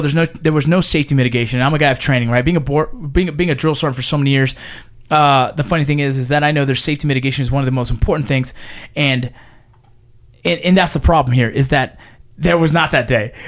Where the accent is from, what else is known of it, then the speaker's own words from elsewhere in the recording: Los Angeles, California, United States; I grew up in San Fernando Valley, in the San Fernando Valley